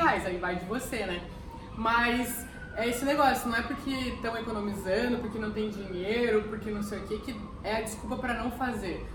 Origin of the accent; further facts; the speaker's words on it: Curitiba, Paraná, Brazil; Eu sou de Curitiba